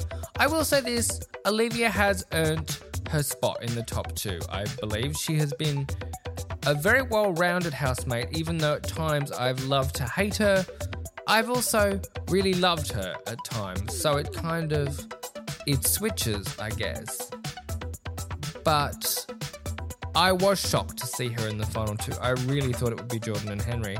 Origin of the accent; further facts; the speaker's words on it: Australia; me as an Aussie.